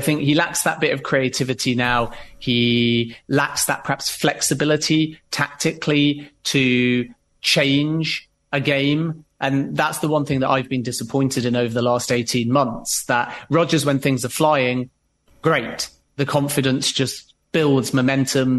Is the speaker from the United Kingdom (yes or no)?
yes; Leicester, East Midlands, United Kingdom; a person born and bred in Leicester and as a Leicester fan